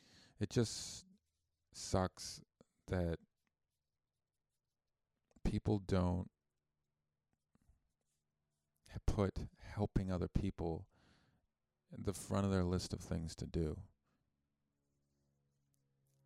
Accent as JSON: {"language": "English", "country": "Canada", "said": "I'm Canadian, and I learned about Christopher Columbus in high school"}